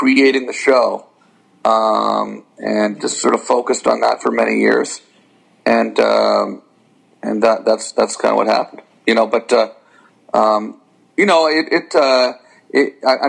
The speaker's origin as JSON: {"language": "English", "country": "Canada", "said": "As a Canadian"}